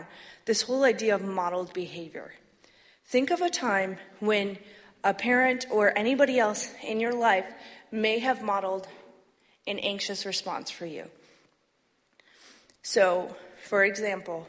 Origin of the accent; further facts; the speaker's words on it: Flint, Michigan, United States; I grew up in Flint